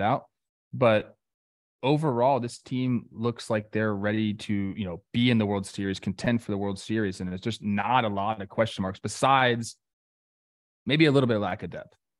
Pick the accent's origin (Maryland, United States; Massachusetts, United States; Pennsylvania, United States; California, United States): California, United States; Los Angeles; in my hometown